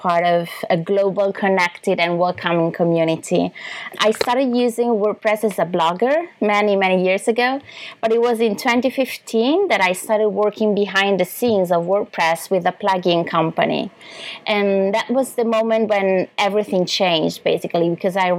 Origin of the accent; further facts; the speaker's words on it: Sardinia, Italy; moved away as an adult; also born or lived in Barcelona province, Spain; now in Spain; I'm Italian. I was born in the beautiful island of Sardinia, but I've been living in Spain, in the province of Barcelona, for 10 years.